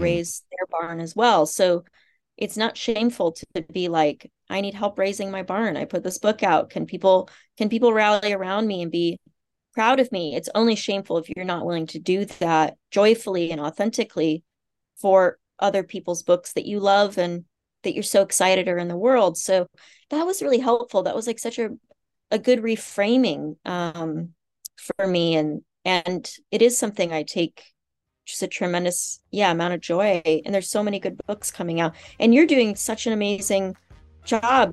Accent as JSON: {"language": "English", "region": "Kansas", "country": "United States", "tie": "born or raised there", "moved": "yes", "said": "I grew up in the Midwest. I grew up in Kansas and, um, on a farm and sort of a small farming community"}